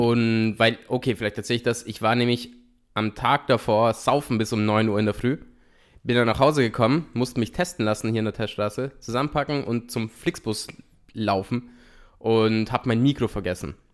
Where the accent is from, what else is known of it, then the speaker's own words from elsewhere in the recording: Italy; in Italien sagen wir